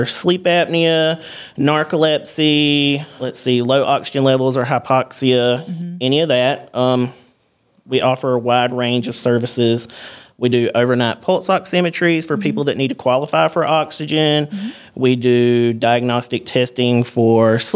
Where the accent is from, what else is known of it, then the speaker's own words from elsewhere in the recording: Osceola, Georgia, United States; I'm from Osceola, Georgia.